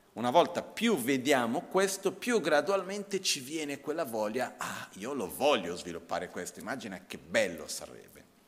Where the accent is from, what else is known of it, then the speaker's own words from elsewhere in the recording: India; moved away; also born or lived in Brazil; il contesto in cui io ho cresciuto in India, prima in Brasile ma principalmente dopo in India